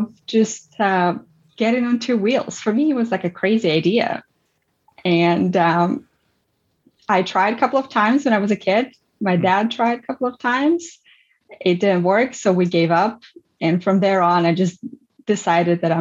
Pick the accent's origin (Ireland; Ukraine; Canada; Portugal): Ukraine; also born or lived in Armenia; I grew up in Ukraine and I spent my whole life living in an immigrant family and being immigrant since I was 1 year old.